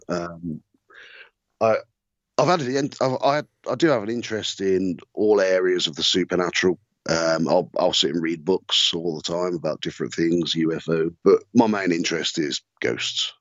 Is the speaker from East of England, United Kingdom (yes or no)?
no; Redditch, West Midlands, United Kingdom; born or raised there